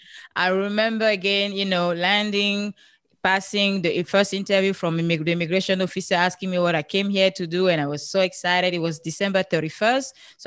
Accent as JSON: {"language": "English", "country": "Cameroon", "moved": "yes", "lives_now": "United States", "said": "I'm from Cameroon originally. That's where you have this beautiful accent from."}